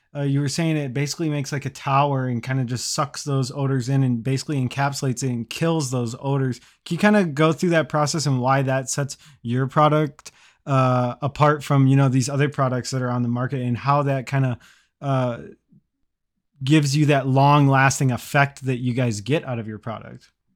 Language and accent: English; Midwest, United States; I'm from the Midwest